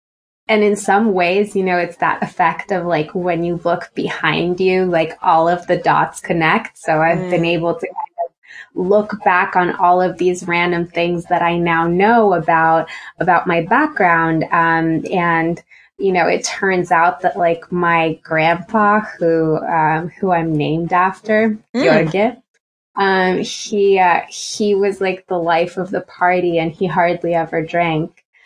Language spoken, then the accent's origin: English; Romania; English is a second language; moved away as an adult; now in United States; I'm from Romania, born and raised. Yeah, you wouldn't hear it in my accent, but born and raised, came to the States for college.